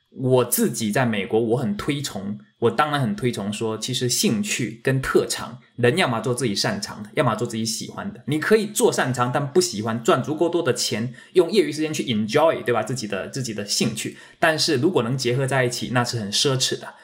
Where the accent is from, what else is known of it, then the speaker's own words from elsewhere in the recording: Fujian, China; now in United States; 我是福建人哈，所以那个到时候如果发音什么地方不准的